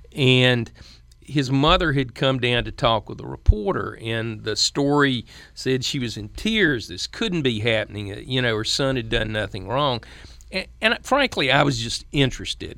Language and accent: English; the South, United States; as a Southerner